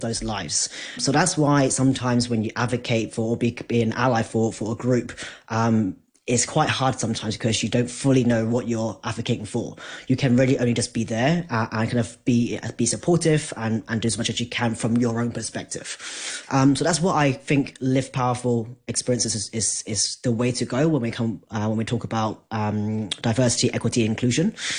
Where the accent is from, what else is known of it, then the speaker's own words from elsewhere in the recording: Hong Kong; I'm Asian, I'm from Hong Kong